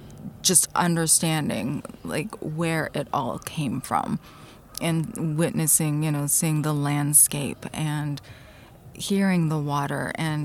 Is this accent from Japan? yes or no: yes; Japan; And the owners were like, where are you from? And I was like, well, I'm Japanese.